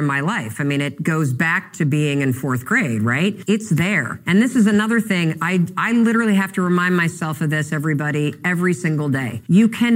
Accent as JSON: {"language": "English", "town": "Muskegon", "region": "Michigan", "country": "United States", "tie": "born or raised there", "moved": "yes", "lives_now": "Boston, United States", "said": "I grew up in Muskegon, Michigan, where Brunswick was founded"}